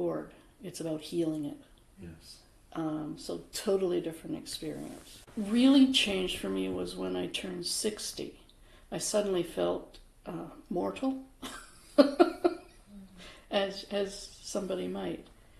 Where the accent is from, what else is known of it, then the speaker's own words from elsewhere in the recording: Vancouver, British Columbia, Canada; I was born in Vancouver